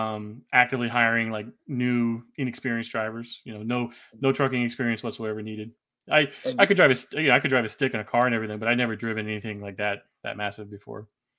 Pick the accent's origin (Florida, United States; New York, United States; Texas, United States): Texas, United States; Abilene; also born or lived in Washington, D.C. / Indiana; I was born in D.C. Then we moved to Abilene, Texas, where my sister was born. And my dad retired in 92 after the Gulf War. Moved to Indiana, where his side of the family'